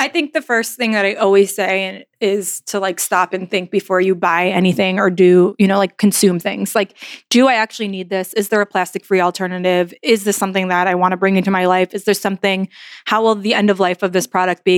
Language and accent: English; New York, United States; moved away as an adult; also born or lived in New Orleans; Like I never moved before in my entire life. I'm from New York.